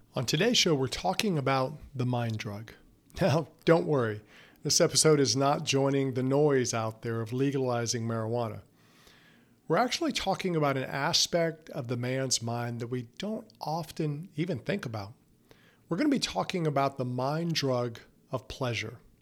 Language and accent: English; the South, United States; I grew up in the South